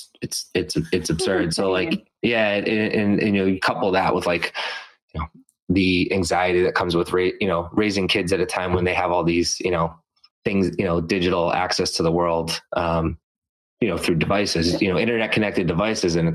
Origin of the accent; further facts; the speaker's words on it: Methuen, Massachusetts, United States; now in Beverly, United States; I grew up in Methuen